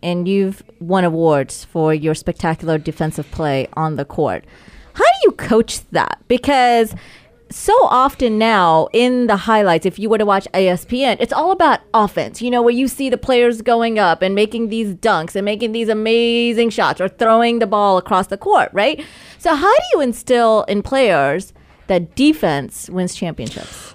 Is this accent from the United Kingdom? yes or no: no; Charlotte, North Carolina, United States; I grew up in Charlotte, North Carolina